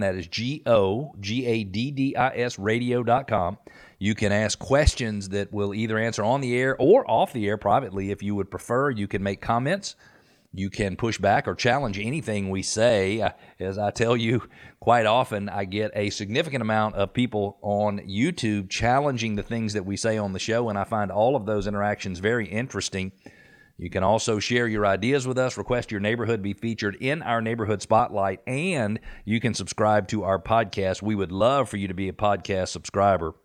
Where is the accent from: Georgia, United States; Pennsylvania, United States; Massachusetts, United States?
Georgia, United States; Atlanta; also born or lived in Johns Creek; I'm from Atlanta